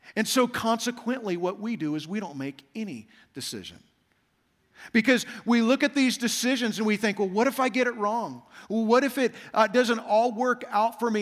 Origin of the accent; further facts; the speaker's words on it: Kansas, United States; moved away as an adult; also born or lived in Saint Louis; now in Las Vegas, United States; I grew up in Kansas